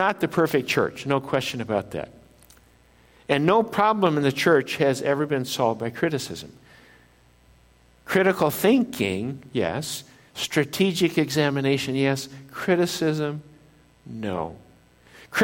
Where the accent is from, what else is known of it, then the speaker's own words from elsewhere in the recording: northern Minnesota, United States; I was used to inland lakes up in northern Minnesota, where I grew up in Minnesota